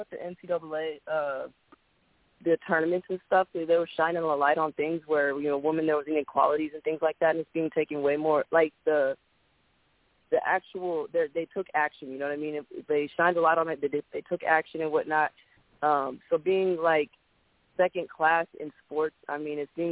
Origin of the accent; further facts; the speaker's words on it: Seattle, Washington, United States; also born or lived in Chicago; now in Texas, United States; I'm from Seattle, Washington.